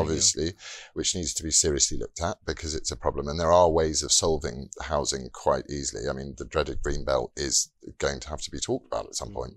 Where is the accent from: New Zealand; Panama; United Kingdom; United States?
United Kingdom; we are as British people